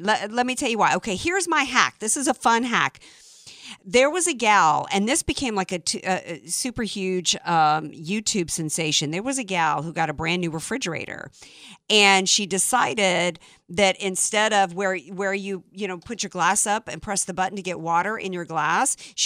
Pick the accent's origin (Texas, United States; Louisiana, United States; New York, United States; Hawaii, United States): Louisiana, United States; New Orleans; I grew up in the Deep South.